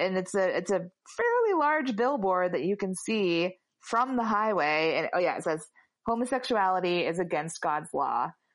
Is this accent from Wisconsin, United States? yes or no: no; Mansfield, Ohio, United States; moved away; this is my hometown's uh, gay bar that definitely did not exist when I was growing up here